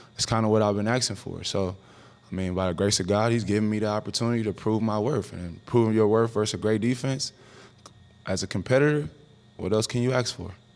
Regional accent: Oakland, California, United States; growing up in Oakland, California

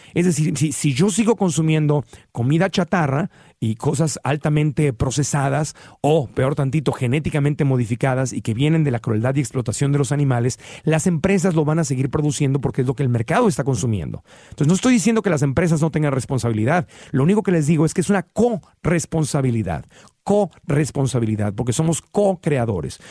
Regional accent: Tijuana, Baja California, Mexico; also born or lived in Sonora; yo cuando crecí en Tijuana, Baja California

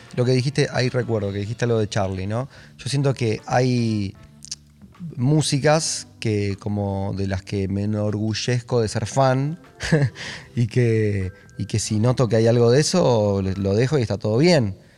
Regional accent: Buenos Aires, Argentina; Nací, está bien. El 29 de junio de 1990 en Parque Patricios

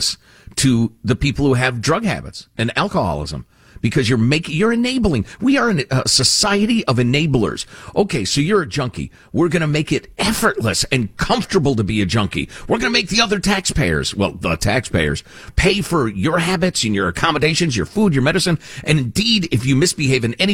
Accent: Chicago, Illinois, United States; When I was a little kid growing up in Chicagoland

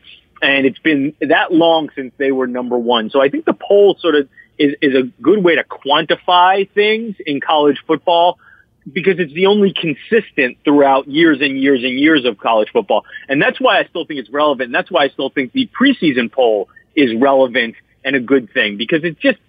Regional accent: Queens, New York, United States; I had, when I was young, and I grew up in Queens, and had my father didn't give much care about college football.

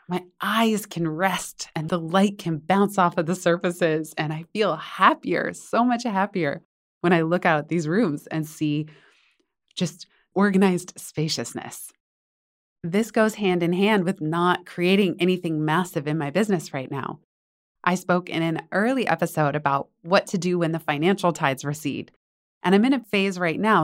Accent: Northern California, United States; I grew up in Northern California

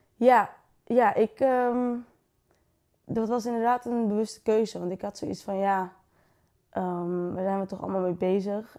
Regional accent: Friesland, Netherlands; moved away as an adult; now in Utrecht, Netherlands; ik kom dus uit Friesland

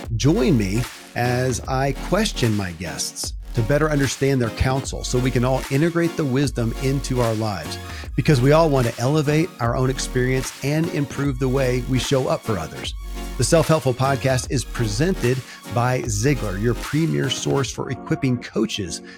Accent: Kentucky, United States; born or raised there

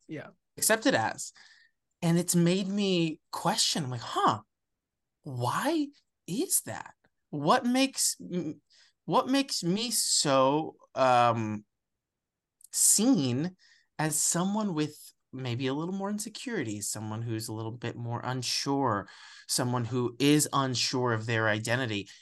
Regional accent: West Palm Beach, Florida, United States; moved away; also born or lived in Alabama / Puerto Rico; I was born in Alabama. I grew up in West Palm Beach, Florida, which is the widest part of Florida and my parents didn't teach me Spanish.

